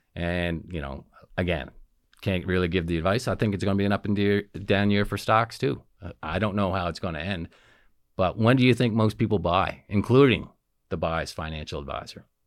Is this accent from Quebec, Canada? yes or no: no; Antigonish, Nova Scotia, Canada; moved away as an adult; I grew up in Antigonish, sometimes known as the Little Vatican